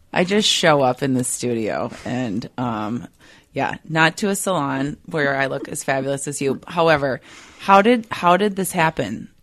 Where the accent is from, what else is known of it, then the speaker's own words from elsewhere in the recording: Minnesota, United States; accent: Minnesota; my Minnesota accent